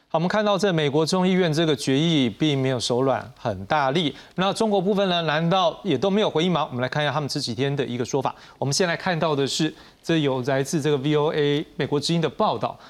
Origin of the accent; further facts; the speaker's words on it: Taiwan; 我们台湾这边